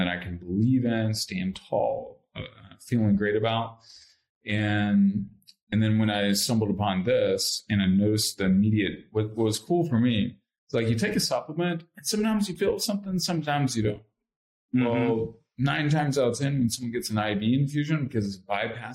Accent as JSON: {"language": "English", "town": "Lexington", "region": "Kentucky", "country": "United States", "tie": "born or raised there", "said": "I grew up in Lexington, Kentucky"}